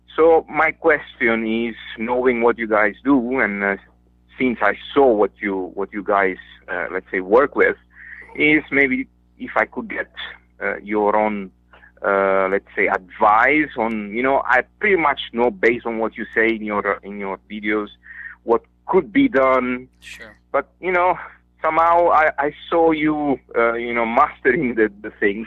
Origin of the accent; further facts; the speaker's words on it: Italy; moved away as an adult; now in Singapore; I'm Italian